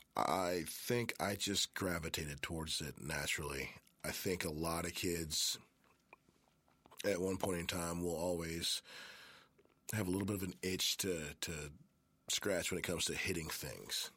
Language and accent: English; Memphis, Tennessee, United States; also born or lived in Germantown, Tennessee; born and raised in Memphis. I was born in Baptist Hospital